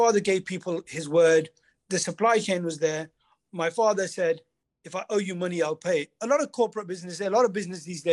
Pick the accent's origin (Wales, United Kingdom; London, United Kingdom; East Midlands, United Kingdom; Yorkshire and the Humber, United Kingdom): East Midlands, United Kingdom; Leicester; also born or lived in Los Angeles; my hometown, Leicester